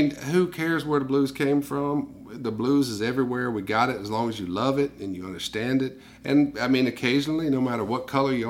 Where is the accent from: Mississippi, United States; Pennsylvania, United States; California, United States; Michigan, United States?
Mississippi, United States; I was raised here in Mississippi